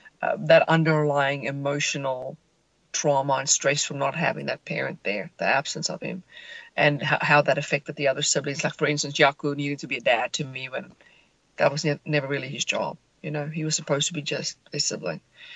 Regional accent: suburb just outside Johannesburg, Gauteng, South Africa; I grew up in a suburb just outside Johannesburg, South Africa.

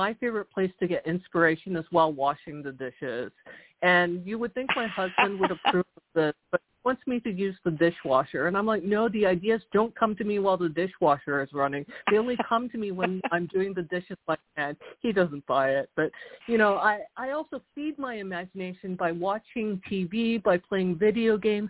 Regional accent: Houston, Texas, United States; also born or lived in South Korea; I was born in Houston. I'm Korean-American, but my parents are Korean, and they were homesick for Korea, so we actually sort of bounced back and forth between Texas and South Korea

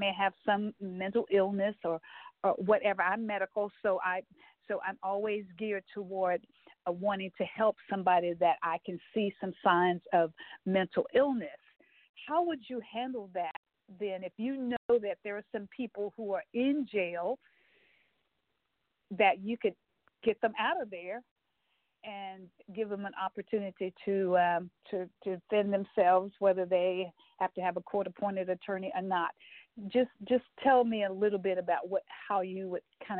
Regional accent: Texas, United States; I'm a Texan and I live in Texas right now

